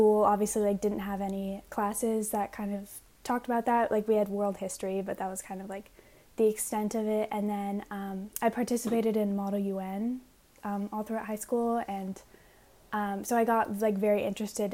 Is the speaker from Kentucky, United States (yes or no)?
no; Alexandria, Virginia, United States; I'm from Alexandria, Virginia. I think growing up like just outside of DC